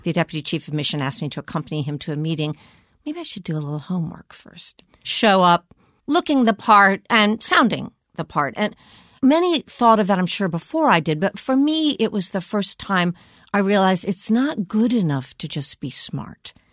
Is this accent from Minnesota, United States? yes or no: no; Washington, District of Columbia, United States; I grew up here in Washington